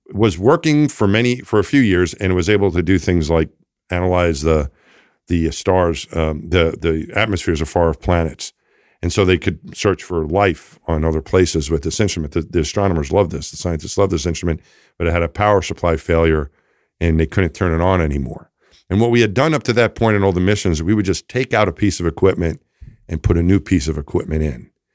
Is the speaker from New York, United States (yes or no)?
yes; Franklin Square, New York, United States; moved away; I grew up just outside of Queens, New York City, in a town called Franklin Square